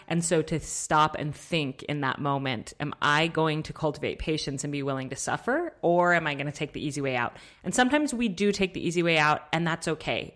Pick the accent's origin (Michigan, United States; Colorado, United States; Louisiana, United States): Colorado, United States; I grew up in Colorado.